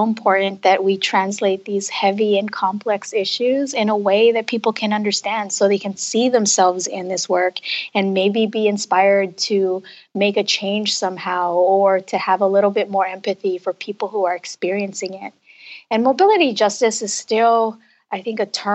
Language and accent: English; Los Angeles, California, United States; I was raised in Los Angeles